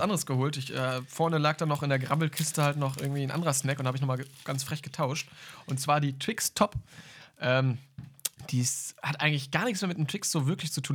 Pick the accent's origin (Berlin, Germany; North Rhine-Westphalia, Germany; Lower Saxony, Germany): North Rhine-Westphalia, Germany; Münster; bei uns in Münster